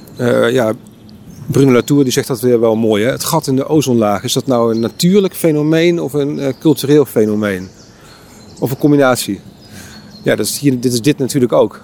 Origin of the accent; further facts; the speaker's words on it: Eindhoven, North Brabant, Netherlands; ik kom zelf uit Eindhoven